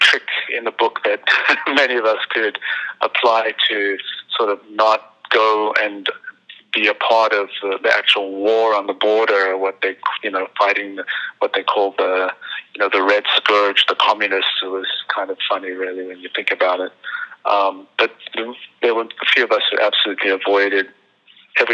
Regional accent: South Africa; moved away as an adult; now in New York, United States; for a white person growing up in South Africa in the 60s and 70s, and really almost into the 80s, life was amazing. I went to beautiful schools

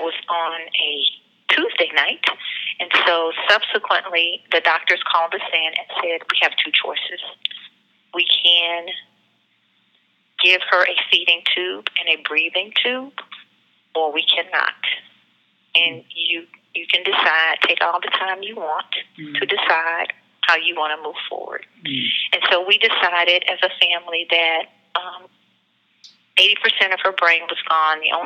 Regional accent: Atlanta, Georgia, United States; I'm from Atlanta, Georgia. We live in Atlanta, Georgia

